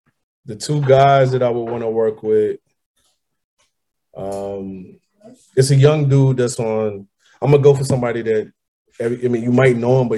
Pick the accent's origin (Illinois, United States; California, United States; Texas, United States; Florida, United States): Illinois, United States; Chicago; I grew up in High Park.